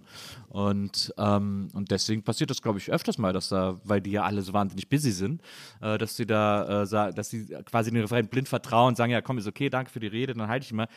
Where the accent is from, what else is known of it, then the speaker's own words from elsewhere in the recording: Wesseling, North Rhine-Westphalia, Germany; als Rheinländer und als Kölner also. oder als Wesselinger